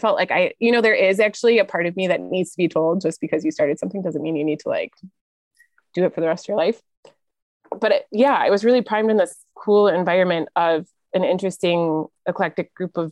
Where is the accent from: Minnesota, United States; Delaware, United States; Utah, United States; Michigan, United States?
Michigan, United States; Plymouth; I grew up west of Detroit in a town called Plymouth.